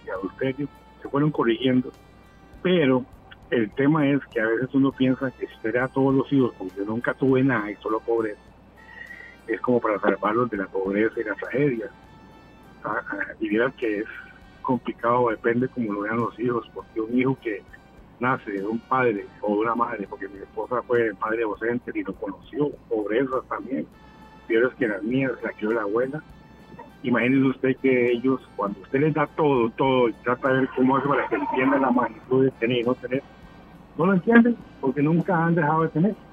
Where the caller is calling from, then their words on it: Tibás, San José, Costa Rica; Hola, hola … de Tibás, ¿cómo está?